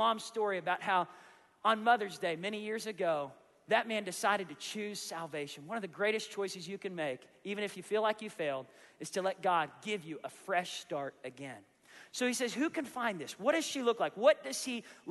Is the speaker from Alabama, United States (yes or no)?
no; Tulsa, Oklahoma, United States; I'm from Tulsa, Oklahoma